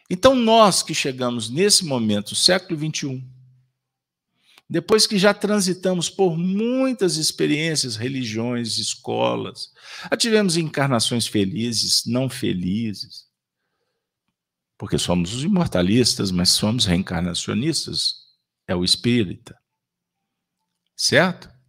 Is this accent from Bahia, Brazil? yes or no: yes; Bahia, Brazil; De minha mãe, eu sou da Bahia.